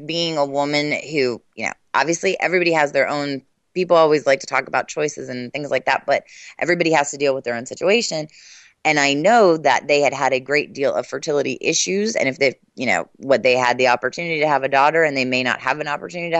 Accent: United States; as an American

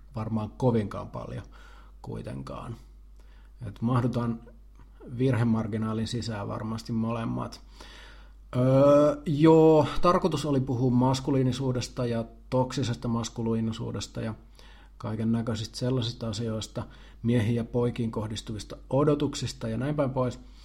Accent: Jalasjärvi, South Ostrobothnia, Finland; me ollaan samalta paikkakunnalta kotoisin, me ollaan molemmat Jalasjärveltä

